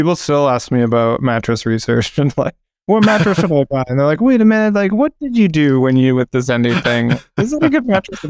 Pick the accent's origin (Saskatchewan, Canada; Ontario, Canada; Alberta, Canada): Alberta, Canada; Calgary; moved away as an adult; also born or lived in Toronto; Yeah, in Calgary, actually.